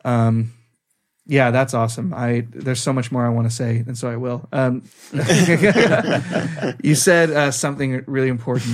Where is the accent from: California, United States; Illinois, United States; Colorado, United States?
California, United States; moved away as an adult; now in Norway; we're from California